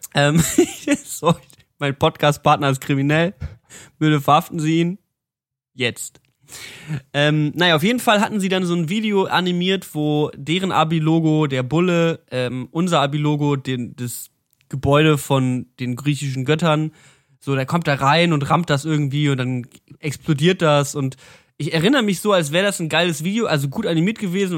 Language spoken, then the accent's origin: German; Berlin, Germany; Ich komme aus Berlin